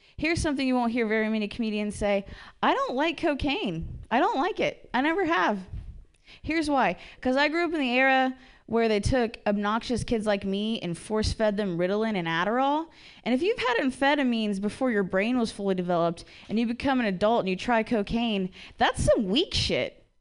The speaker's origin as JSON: {"language": "English", "region": "Ohio", "country": "United States", "said": "I'm from Ohio"}